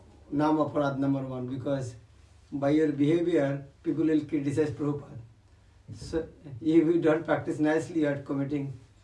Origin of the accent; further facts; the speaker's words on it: Mayapur, West Bengal, India; I'm from Mayapur.